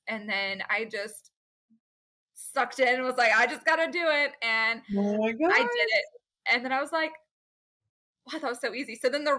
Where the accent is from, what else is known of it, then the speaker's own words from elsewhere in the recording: Fort Worth, Texas, United States; It was just my hometown, my backyard.